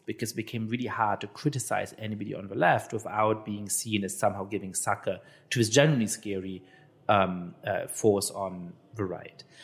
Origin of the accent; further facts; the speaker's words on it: Germany; I'm Jewish and I, I grew up in Germany.